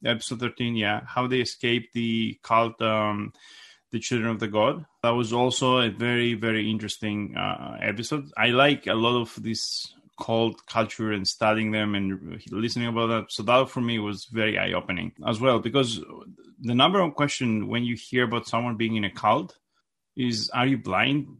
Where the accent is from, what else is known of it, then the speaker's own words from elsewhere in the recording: Greece; moved away as an adult; now in United States; I, I was raised in Gr-, in Greece, and I came in the United States, uh, when I was twenty-four